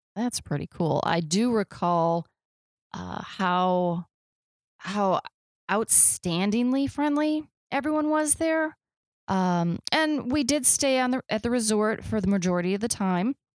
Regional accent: Midwest, United States; I'm from the Midwest

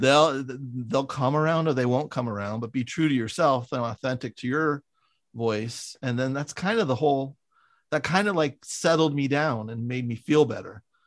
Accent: San Francisco, California, United States; also born or lived in Wisconsin; I'm from San Francisco

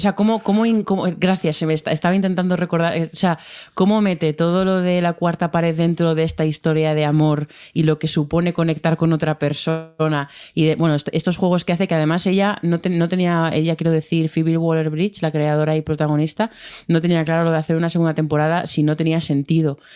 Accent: Madrid, Community of Madrid, Spain; yo como madrileña

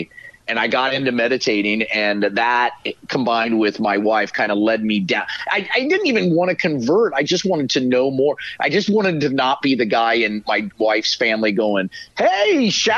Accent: Kansas, United States; moved away as an adult; also born or lived in Illinois; I came from Kansas.

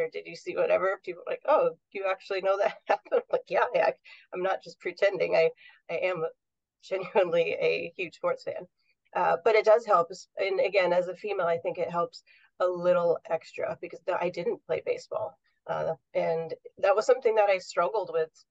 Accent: New York, United States; now in Southern California, United States; I grew up in New York

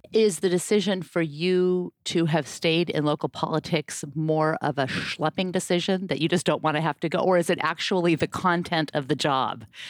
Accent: Portland, Oregon, United States; like me, was born and raised in Portland, Oregon

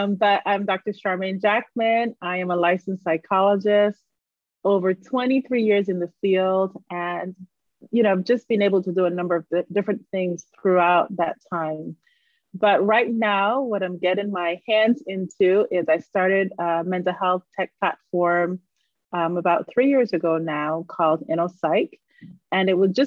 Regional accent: Barbados; moved away as an adult; I grew up in Barbados.

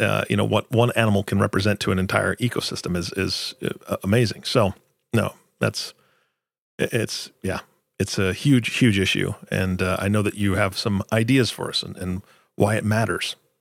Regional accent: Washington, United States; moved away; I grew up in Washington

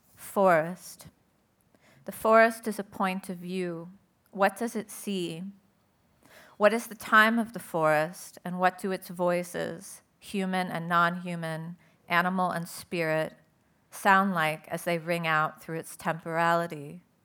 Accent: Southern California, United States; I'm originally, I grew up in Southern California

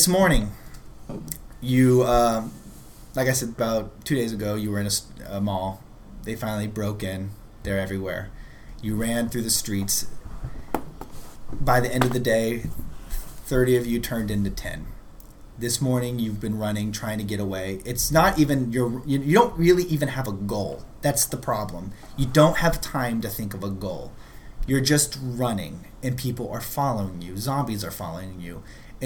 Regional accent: New York City, New York, United States; I am a New Yorker

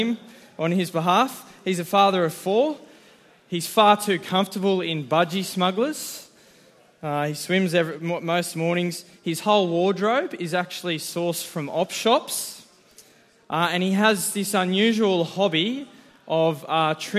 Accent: Central Coast, Wattanobbi, New South Wales, Australia; now in Newcastle, Australia; I grew up on the Central Coast in a little town called Watanobi

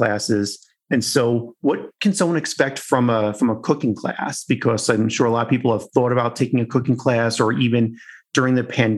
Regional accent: New York, United States; moved away; also born or lived in Chicago / Colorado; I'm originally from New York and, you know, lived in Chicago and Colorado

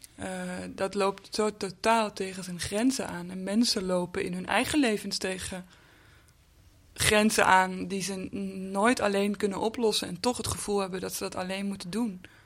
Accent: Amsterdam, North Holland, Netherlands; Amsterdam-Noord, waar ik ook vandaan kom, waar, eh, waar ik ben opgegroeid

